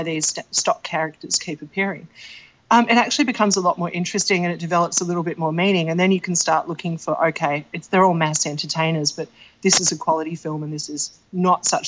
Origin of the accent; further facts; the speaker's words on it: Australia; I'm Australian